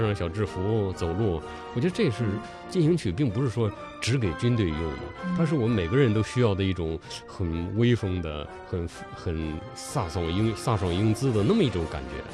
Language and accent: Chinese; China; 我们中国人